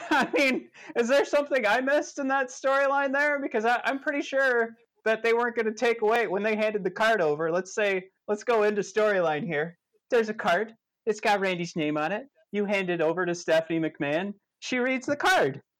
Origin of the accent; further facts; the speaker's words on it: Michigan, United States; All oh, right. Michigan.